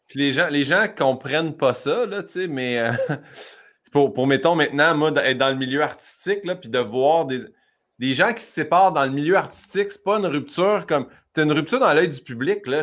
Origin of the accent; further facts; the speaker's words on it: Saint-Hyacinthe, Quebec, Canada; on est de Saint-Hyacinthe